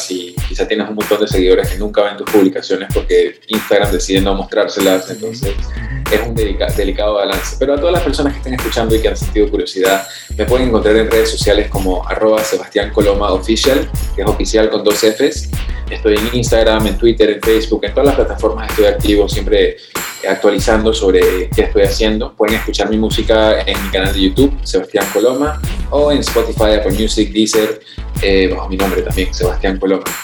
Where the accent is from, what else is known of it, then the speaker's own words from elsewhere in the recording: Venezuela; also born or lived in New York, United States; now in Panama; Yo soy originalmente de Venezuela, aunque ahora estoy radicado en Panamá, mis papás son de Perú, eh, viví seis años en Nueva York, soy un poquito de todos lados y de ningún lado del todo.